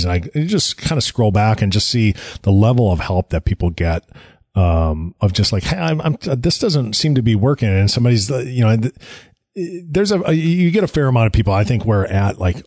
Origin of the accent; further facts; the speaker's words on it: United States; we're Americans. We're very American centric